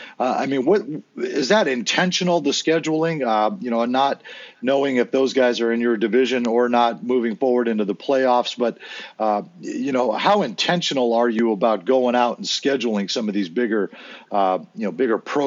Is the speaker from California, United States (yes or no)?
yes; San Diego, California, United States; when I grew up in San Diego